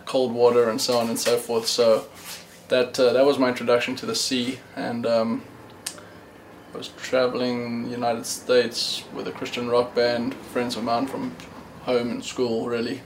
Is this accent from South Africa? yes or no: yes; South Africa; also born or lived in Cape Town; I was born in South Africa.